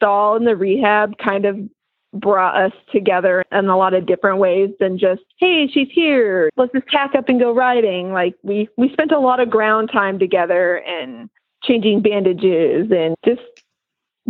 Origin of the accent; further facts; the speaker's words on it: West Coast, United States; now in East Coast, United States; I'm from the West Coast and we moved out here to the East Coast